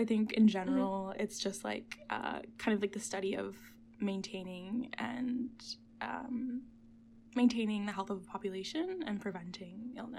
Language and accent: English; Providence, Rhode Island, United States; Yeah, so I grew up in Providence, Rhode Island. For those who don't know where that is, it's an hour south of Boston.